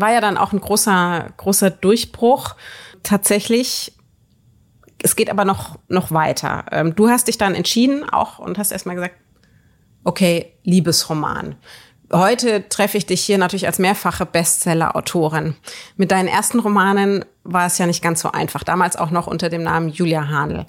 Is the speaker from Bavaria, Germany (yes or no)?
yes; Würzburg, Bavaria, Germany; moved away; in meiner Heimatstadt Würzburg